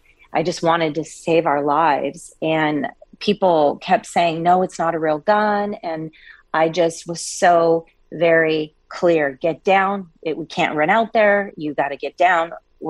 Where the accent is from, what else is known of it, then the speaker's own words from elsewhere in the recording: Coeur d'Alene, Idaho, United States; I'm actually originally from Coeur d'Alene, Idaho, been around guns pretty much my whole life.